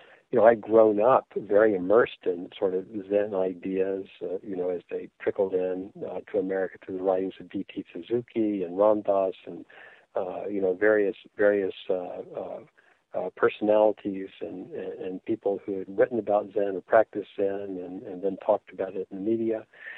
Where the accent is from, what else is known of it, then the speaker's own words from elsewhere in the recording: the South, United States; But growing up in the South during the Civil Rights Movement set religions of all kinds on a kind of a collision course with history.